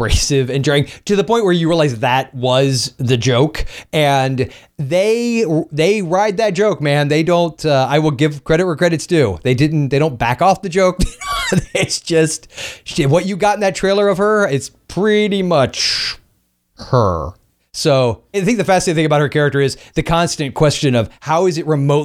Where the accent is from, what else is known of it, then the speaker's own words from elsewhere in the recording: Florida, United States; the capital of my home state